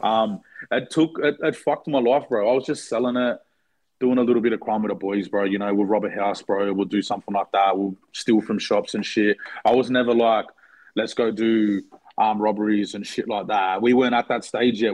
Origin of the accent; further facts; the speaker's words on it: Blacktown, New South Wales, Australia; We're from Blacktown